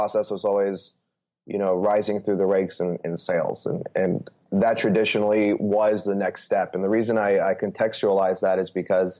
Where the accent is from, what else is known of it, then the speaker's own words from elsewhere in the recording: Bay Area, California, United States; moved away as an adult; also born or lived in New York / Chicago / Austin / Los Angeles; I'm actually originally from the Bay Area. Grew up playing sports